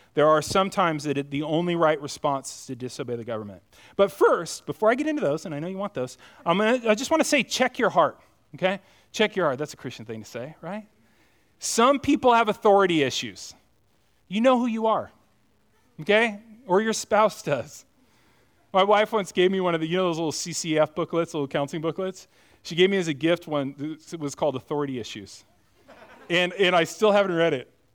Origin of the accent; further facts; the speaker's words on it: United States; I'm as American as the rest of you